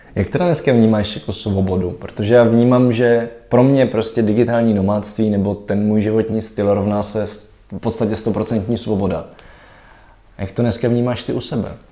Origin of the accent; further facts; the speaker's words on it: Czechia; mám kořeny v Čechách